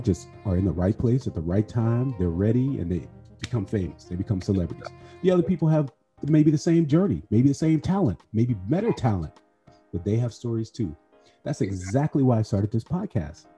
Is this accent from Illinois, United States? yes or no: yes; Chicago, Illinois, United States; now in New York, United States; I'm, I'm from Chicago too.